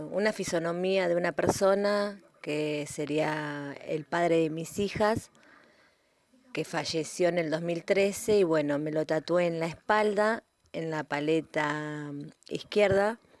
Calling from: Gregorio de Laferrere, Buenos Aires Province, Argentina; Hola chicas, muy lindo el programa. Quiero participar de las consignas. Eh … de la Ferrere

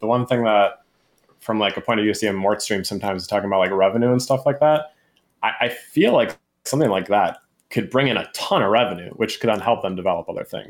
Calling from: Wisconsin, United States; Calling from Wisconsin.

